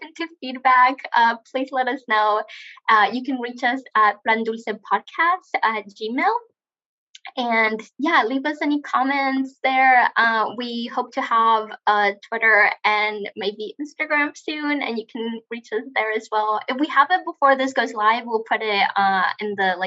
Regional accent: Tijuana, Baja California, Mexico; I'm from Tijuana

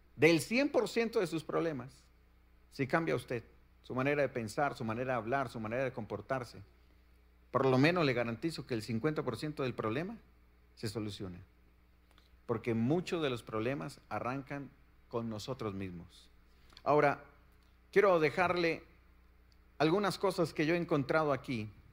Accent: Colombia; vengo de la bella tierra de Colombia

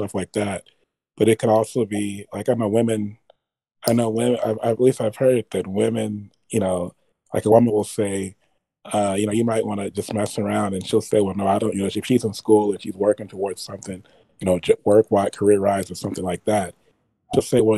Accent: Los Angeles, California, United States; I'm from Los Angeles, born and raised

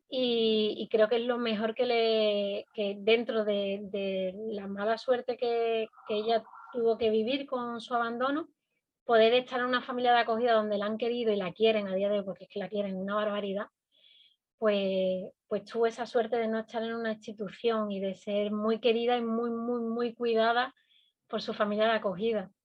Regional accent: Andalusia, Spain; now in Canary Islands, Spain; yo vengo de otra comunidad autónoma, desde Andalucía

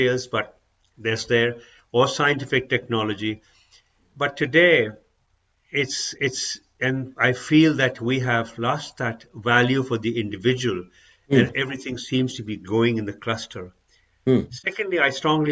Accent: Pakistan; moved away; I'm originally from Pakistan

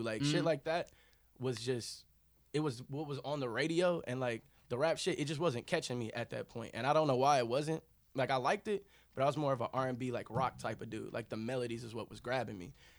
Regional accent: Kansas, United States; So growing up in Kansas, I wouldn't want anything else to happen. I didn't want to grow up anywhere else

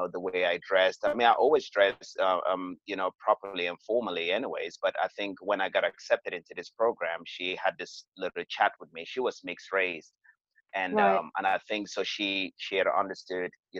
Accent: Cameroon; moved away as an adult; also born or lived in United States; now in London, United Kingdom; I was born and raised in Cameroon

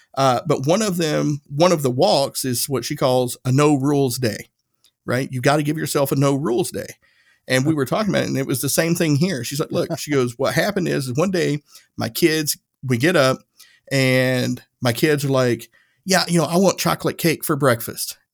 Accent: Northeast Tennessee, United States; I grew up i-, in Northeast Tennessee.

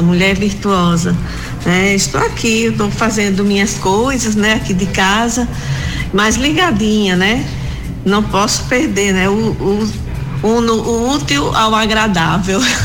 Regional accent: Mossoró, Rio Grande do Norte, Brazil; Eu sou aqui de Mossoró

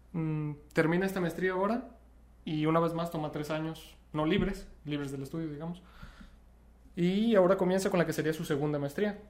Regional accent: Teocaltiche, Jalisco, Mexico; somos tocaltichantes

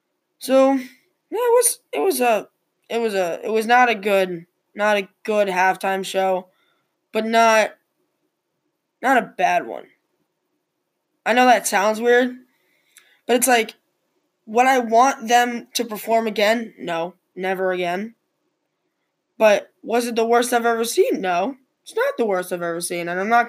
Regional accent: New England, United States; I'm from New England.

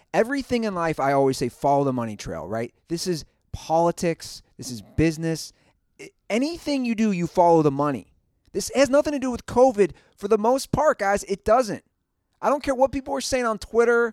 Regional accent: Ohio, United States; my home state

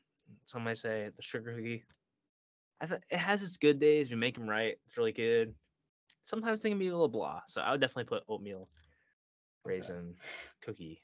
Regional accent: Vermont, United States; I'm from Vermont, personally.

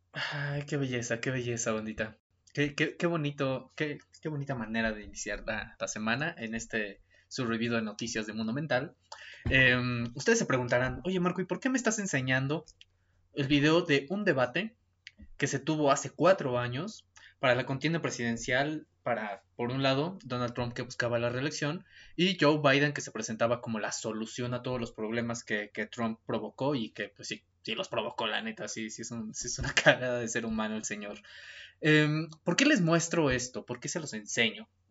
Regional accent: Mexico; para los que somos mexicanos

